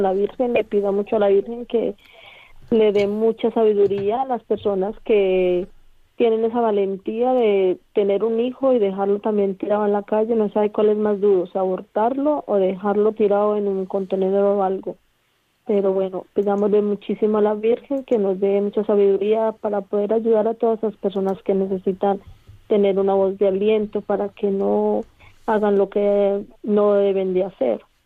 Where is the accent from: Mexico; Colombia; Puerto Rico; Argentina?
Colombia; now in Bilbao, Spain; Yo soy colombiana